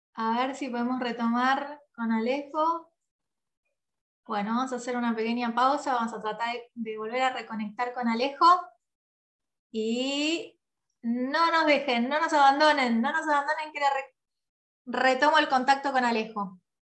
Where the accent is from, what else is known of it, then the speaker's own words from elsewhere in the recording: San Pedro, Buenos Aires Province, Argentina; yo soy de San Pedro, nací en San Pedro